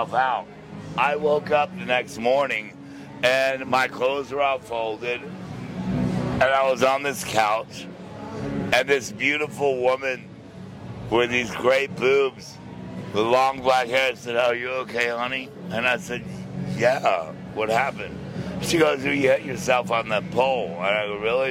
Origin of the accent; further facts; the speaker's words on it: San Antonio, Texas, United States; also born or lived in Bryan, Texas; now in Key West, United States; I was born in San Antonio, Texas